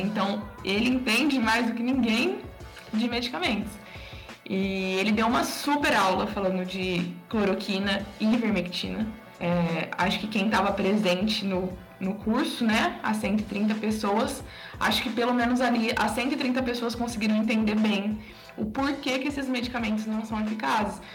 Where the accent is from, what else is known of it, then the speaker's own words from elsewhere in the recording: interior of São Paulo, Brazil; moved away; lá na minha cidade, né, lá no interior de São Paulo